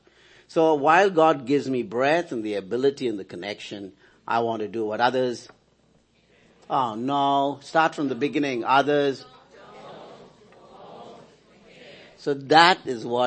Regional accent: India; As an Indian citizen

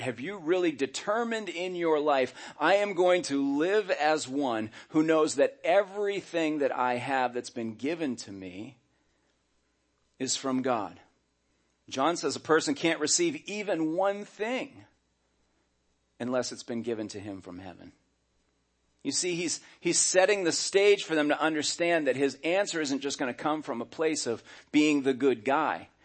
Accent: United States; I was born in America

